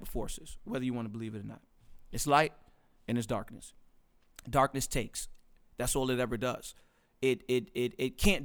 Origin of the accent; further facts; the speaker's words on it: New York City, New York, United States; I was born in Brooklyn, New York, in Bed-Stuy, Brooklyn, Bainbridge, Saratoga, shout out to my hood